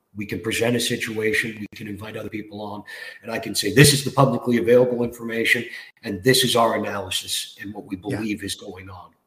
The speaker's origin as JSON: {"language": "English", "town": "Toronto", "region": "Ontario", "country": "Canada", "tie": "born or raised there", "said": "I grew up in Scarborough as a little kid"}